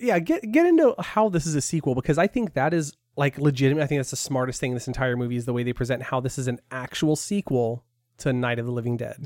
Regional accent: Porterville, California, United States; I grew up in an agricultural area in Porterville

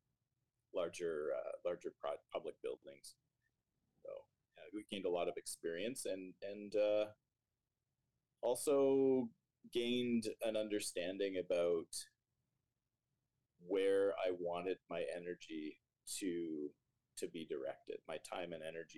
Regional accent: Stouffville, Ontario, Canada; also born or lived in Waterloo, Ontario; now in Toronto, Canada; I grew up in Stouffville, went to high school there.

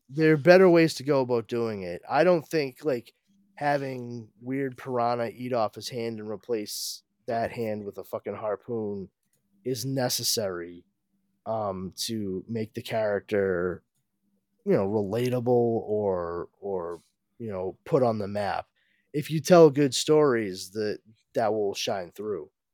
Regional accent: New England, United States; us New Englanders

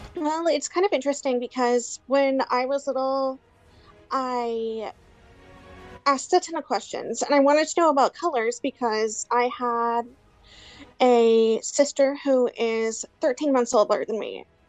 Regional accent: Hollister, California, United States; I am from California, little town called Hollister

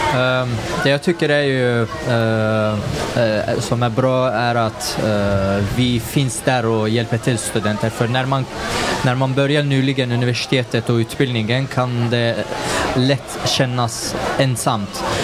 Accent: Sundsvall, Västernorrland County, Sweden; moved away as an adult; now in Gothenburg, Sweden; jag kommer själv från Sundsvall, Norrland

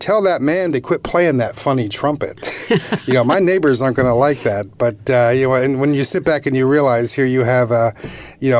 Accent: Philadelphia area, New Jersey, United States; moved away as an adult; also born or lived in Michigan / North Carolina / Virginia; now in New York area, United States; I'm originally from the Philadelphia area

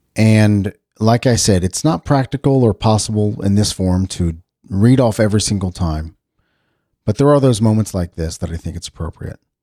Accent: United States; as an American

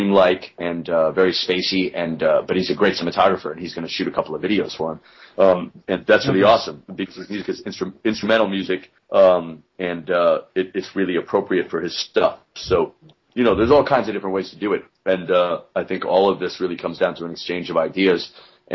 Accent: Alaska, United States; now in New York, United States; I grew up so isolated in Alaska in the woods

